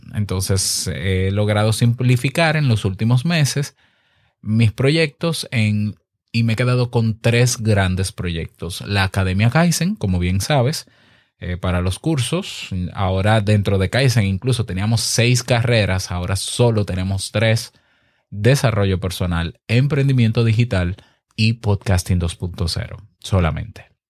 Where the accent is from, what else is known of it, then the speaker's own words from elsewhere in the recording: Dominican Republic; mi país, República Dominicana